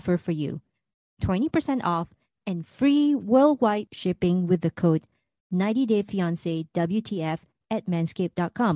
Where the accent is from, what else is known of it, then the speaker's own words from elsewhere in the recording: Singapore; moved away; my home country of Singapore